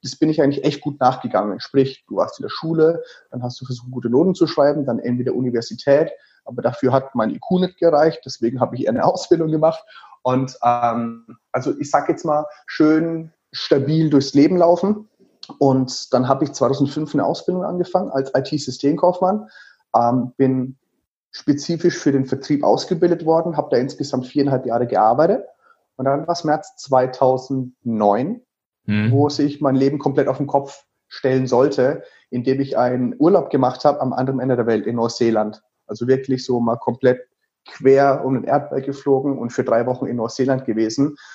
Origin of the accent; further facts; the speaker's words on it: Würzburg, Bavaria, Germany; Ich bin tatsächlich, man hört es an meinem Akzent, also ich sage immer, es ist kein Akzent, es ist ein Special-Effekt. Ich komme aus dem wunderschönen Würzburg, also Würzburg, das liegt in Unterfranken.